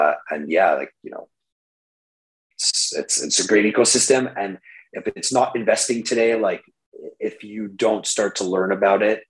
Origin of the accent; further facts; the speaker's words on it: Canada; I'm just a Canadian boy